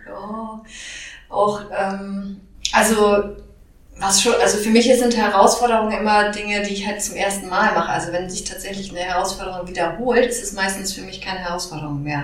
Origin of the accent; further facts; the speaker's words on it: Hamburg, Germany; Ich komme allerdings ursprünglich auch aus Hamburg, habe hier studiert